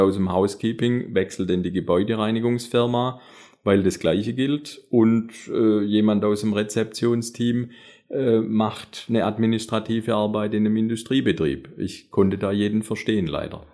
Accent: Metzingen, Baden-Württemberg, Germany; accent: Swabian; moved away as an adult; also born or lived in Konstanz / Radolfzell; Also ich habe tatsächlich schwäbische Wurzel und zwar ganz genau aus Metzingen

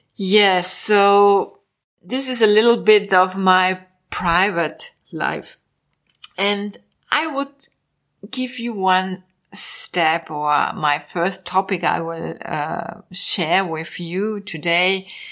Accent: Vienna, Austria; English is a second language; also born or lived in Mallorca, Spain; I was born 1961 in Vienna

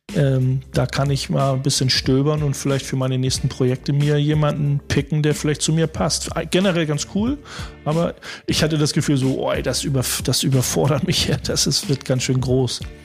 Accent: Hamburg, Germany; als Hamburger

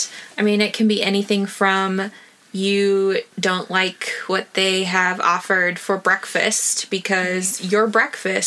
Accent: United States; moved away as an adult; now in Iraq

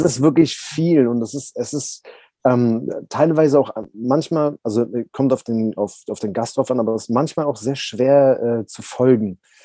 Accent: Berlin, Germany; ich bin ja Berliner, also ich bin in Berlin aufgewachsen

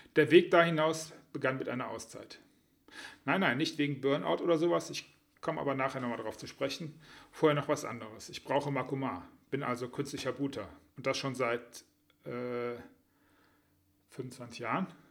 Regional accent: Düsseldorf, North Rhine-Westphalia, Germany; was meine Heimatstadt ist

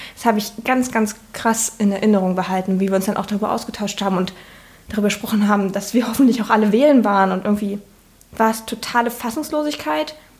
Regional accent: Saxony-Anhalt, Germany; moved away as an adult; now in Leipzig, Germany; Ich bin ähm, in Sachsen-Anhalt geboren und da zur Schule gegangen

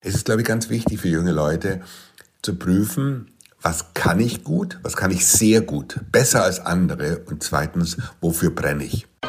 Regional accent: Munich, Bavaria, Germany; ich bin 1963 in München geboren

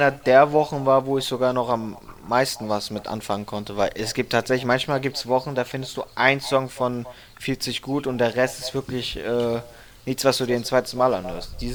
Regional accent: Frankfurt, Hesse, Germany; Ich fand auch … als Frankfurter natürlich extrem geil.

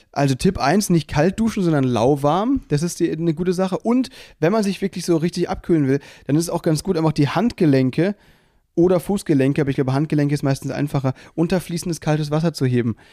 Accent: Mülheim, Germany; bei mir in Mülheim, aus der Stadt, wo ich herkomme

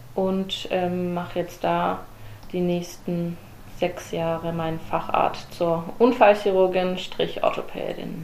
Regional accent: Herrenberg, Baden-Württemberg, Germany; moved away as an adult; also born or lived in Darmstadt, Hesse; now in Stuttgart, Germany; seither bin ich Herrenbergerin, ging es in Kindergarten

